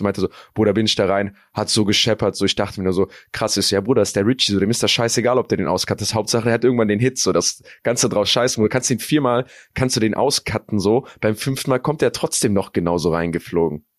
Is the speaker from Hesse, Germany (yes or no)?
no; North Rhine-Westphalia, Germany; Wir sind hier in NRW aufgewachsen